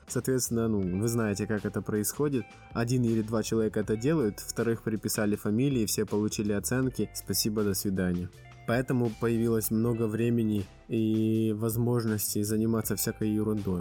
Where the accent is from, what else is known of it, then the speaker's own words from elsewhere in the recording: Bila Tserkva, Kyiv Oblast, Ukraine; moved away as an adult; now in Poznań, Poland; Я родился и вырос э, в Киевской области, в городе Белая Церковь, Украина